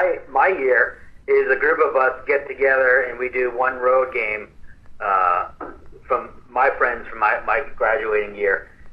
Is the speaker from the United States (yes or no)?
yes; New York, United States; also born or lived in California; now in Austin, United States; So I grew up in New York, and I spent 13 years in Cali. So I'm always like a big city kind of a guy.